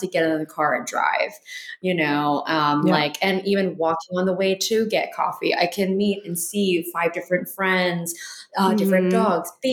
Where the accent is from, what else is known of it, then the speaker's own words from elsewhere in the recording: New Jersey, United States; now in Baltimore, United States; originally from New Jersey.